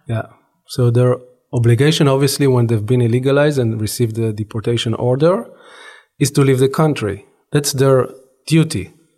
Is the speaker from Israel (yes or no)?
yes; Israel; growing up in Israel, I was born and raised in Israel.